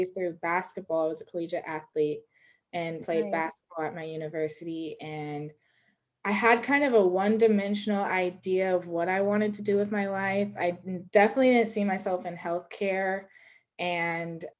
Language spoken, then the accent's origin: English; Sacramento, California, United States; I am from Sacramento, California. So I'm from Northern California